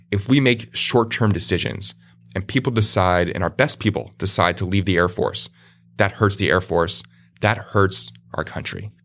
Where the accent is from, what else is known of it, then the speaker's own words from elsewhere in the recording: Randolph, New Jersey, United States; moved away as an adult; also born or lived in Arizona; grew up in a small in in New Jersey, a town called Randolph, New Jersey, dead center of North New Jersey.